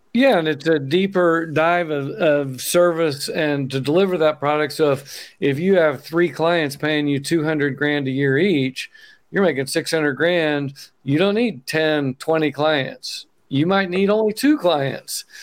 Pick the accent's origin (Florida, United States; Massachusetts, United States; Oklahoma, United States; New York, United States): Oklahoma, United States; moved away as an adult; now in Bend, United States; if you notice my accent, I'm from Oklahoma. I live in Oregon now